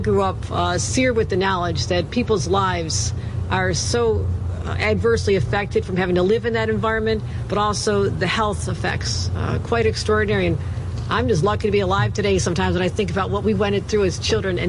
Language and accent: English; Lackawanna, New York, United States; That's where I'm from. It's my hometown. I was born in Lackawanna.